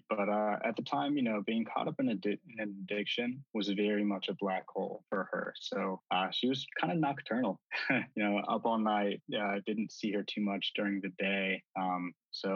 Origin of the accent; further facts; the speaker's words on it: Albuquerque, New Mexico, United States; I was born and raised in Albuquerque, New Mexico